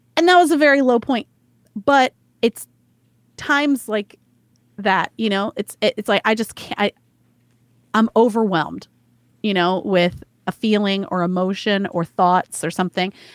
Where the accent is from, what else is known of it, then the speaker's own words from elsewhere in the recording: the South, United States; growing up in the South